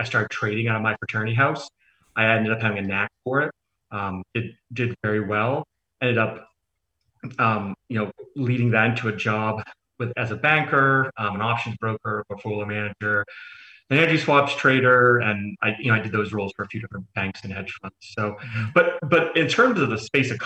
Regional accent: Maine, United States; I come from Maine, so I wasn't surrounded by a deep NASA base as a child

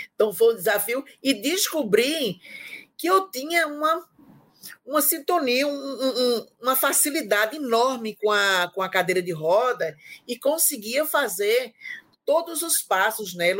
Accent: Timbaúba, Pernambuco, Brazil; moved away as an adult; now in João Pessoa, Brazil; minha mãe me matriculou em uma escola de pintura lá na minha cidade, em Timbaúba, que é de Pernambuco

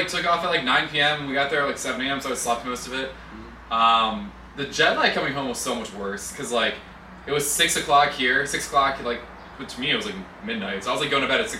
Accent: United States; we're from the United States.

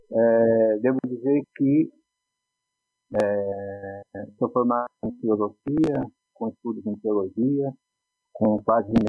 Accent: Poá, São Paulo, Brazil; devo dizer que eu sou nascido em Poá, e moro em Poá, e que eu nasci num ano e num mês emblemático de nossa história universal, humana, brasileira. Eu nasci no maio

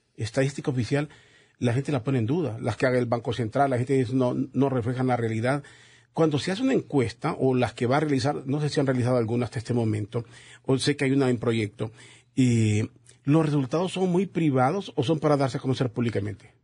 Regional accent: Honduras; como hondureños

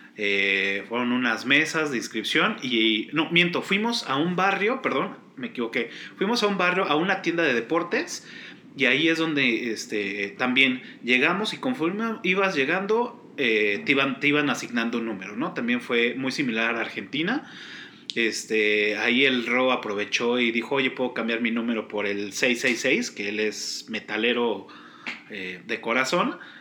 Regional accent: Mexico; soy orgullosamente mexicano

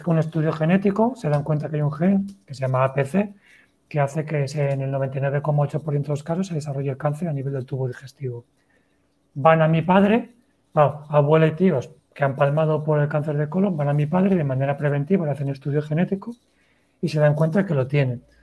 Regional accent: Valencia, Valencian Community, Spain; tengo 36 años y vengo desde Valencia.

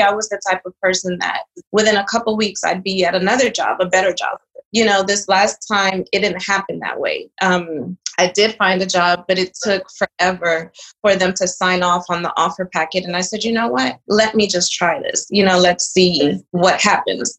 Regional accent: Charlotte Amalie, U.S. Virgin Islands; born or raised there; also born or lived in Dominican Republic; now in Houston, United States

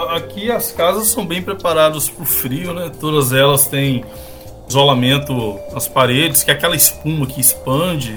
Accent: Governador Valadares, Minas Gerais, Brazil; now in Estonia; Eu sou de Governador Valadares

